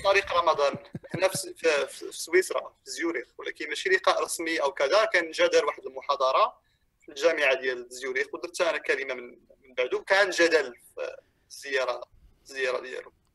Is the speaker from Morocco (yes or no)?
yes; Morocco; now in Europe; حتى جيت لاوروبا وحنا عندنا في المغرب